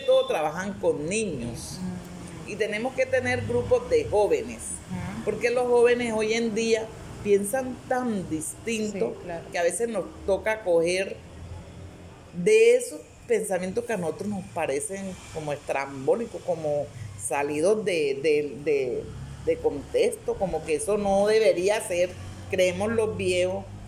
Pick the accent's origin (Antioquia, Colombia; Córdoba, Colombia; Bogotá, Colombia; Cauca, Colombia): Antioquia, Colombia; nosotros también somos paisa